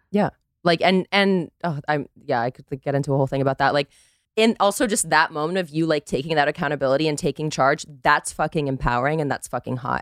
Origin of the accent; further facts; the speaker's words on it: Costa Rica; born and raised in Costa Rica, American father, Dutch mother